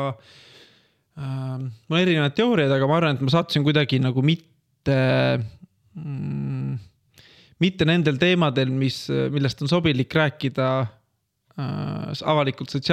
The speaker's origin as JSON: {"language": "Estonian", "country": "Estonia", "also_born_or_lived": "Finland", "said": "ja ma kolisin ära tagasi Eestisse"}